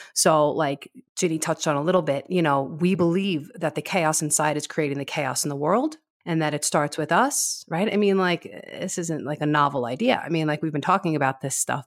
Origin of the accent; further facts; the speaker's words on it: South Shore of Long Island, New York, United States; accent: New Yorker; moved away as an adult; also born or lived in Brooklyn / Manhattan; now in Castle Rock, United States; I was born and raised in the South Shore of Long Island